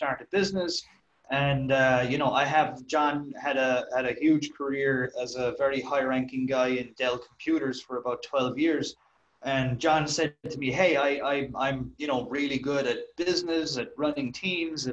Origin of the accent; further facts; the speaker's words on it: Ireland; I'm from Ireland, as I'm sure people can guess from my accent.